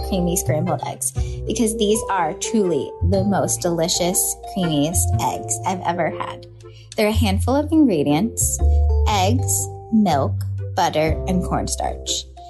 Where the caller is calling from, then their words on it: New York City, New York, United States; calling from Brooklyn